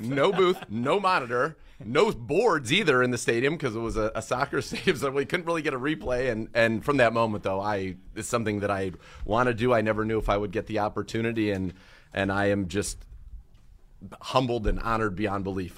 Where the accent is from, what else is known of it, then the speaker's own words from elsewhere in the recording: Bay Area, California, United States; now in Cleveland, United States; I grew up in the Bay Area